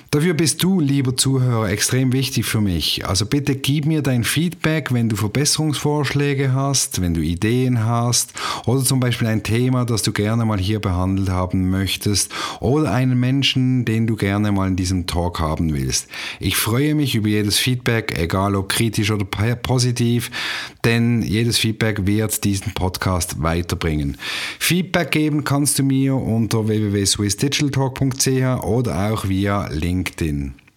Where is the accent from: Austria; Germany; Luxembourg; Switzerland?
Switzerland; Basel, Basel-Stadt; moved away as an adult; now in Canton of Zurich, Switzerland; Ursprünglich komme ich aus Basel und wohne jetzt seit rund 13 Jahren im Kanton Zürich am wunderschönen Zürichsee